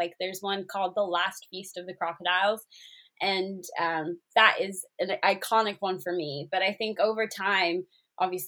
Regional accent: Zimbabwe; moved away as an adult; also born or lived in South Africa / Botswana; now in United Kingdom; When I was growing up in Zimbabwe, most school holidays, we'd probably be out on the lake or at a safari park

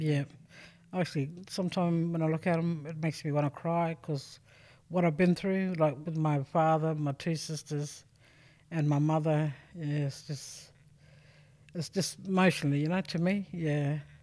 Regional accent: South Australia, Australia; I'm originally from Sojourner, but born Purigasta.

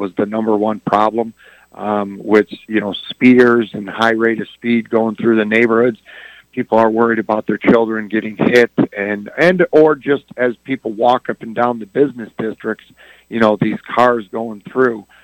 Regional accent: Dearborn, Michigan, United States; Well, I uh, I'm a lifelong Dearborn resident, like uh, many of our other candidates

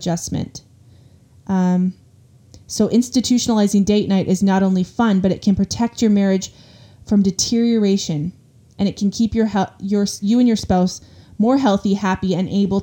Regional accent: Canada; We are Canadian

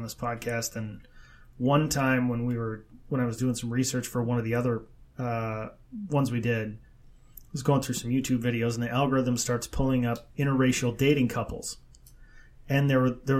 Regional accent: Midwest, United States; we're from the Midwest

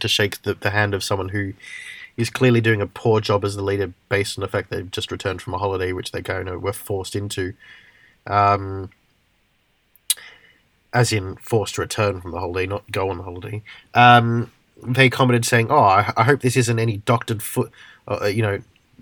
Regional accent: Australia; moved away; as an Australian, despite being an Australian, not living in Australia.

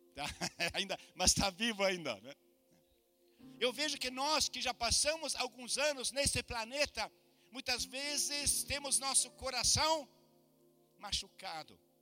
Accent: Brazil; moved away as an adult; also born or lived in Germany; Eu sou do Brasil

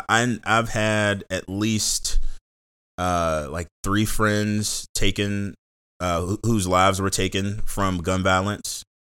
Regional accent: Seat Pleasant, Maryland, United States; Born and raised in the Seat Pleasant, born and raised in Seat Pleasant. So in the mm-hmm. Washington, D.C. area. 5 minutes from the DC line.

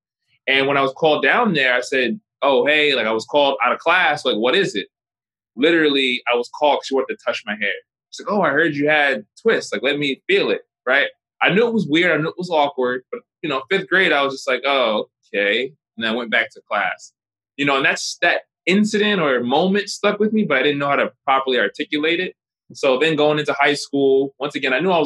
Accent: Oakland, New Jersey, United States; moved away; also born or lived in Newark, New Jersey; I grew up in Oakland, New Jersey

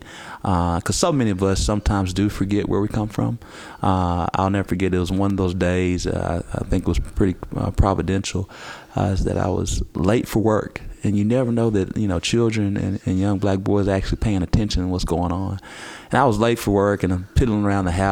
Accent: Little Rock, Arkansas, United States; I decided to remain in my hometown area of the city

